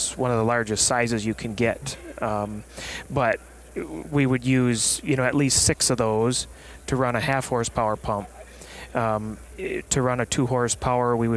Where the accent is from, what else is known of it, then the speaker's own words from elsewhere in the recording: West Michigan, United States; I'm from Michigan, West Michigan